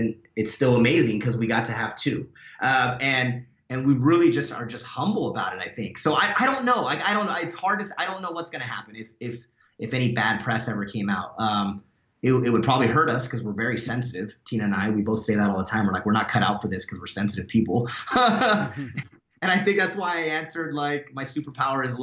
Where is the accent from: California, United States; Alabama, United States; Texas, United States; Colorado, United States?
California, United States; Fontana; now in Claremont, United States; I grew up in Fontana, which is not a wealthy part of Southern California